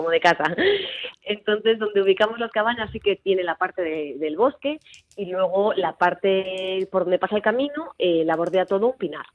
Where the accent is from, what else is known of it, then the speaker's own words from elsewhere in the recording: Sarria, Galicia, Spain; yo soy de Sarria